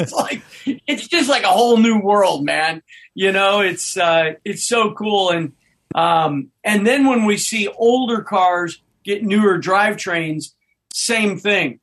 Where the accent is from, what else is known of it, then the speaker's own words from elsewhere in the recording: Nebraska, United States; moved away; I grew up in Nebraska